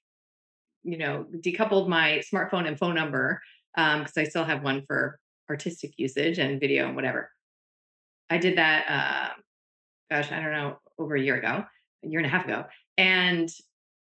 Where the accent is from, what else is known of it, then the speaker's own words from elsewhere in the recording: New Jersey, United States; I grew up in diners in New Jersey